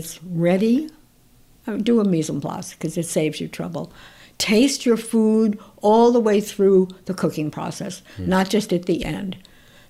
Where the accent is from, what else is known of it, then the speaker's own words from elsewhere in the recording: New York, United States; also born or lived in Italy; I'm a New Yorker.